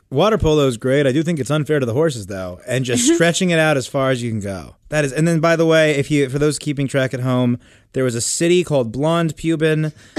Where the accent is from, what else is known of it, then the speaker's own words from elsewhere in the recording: Miami, Florida, United States; I grew up in Miami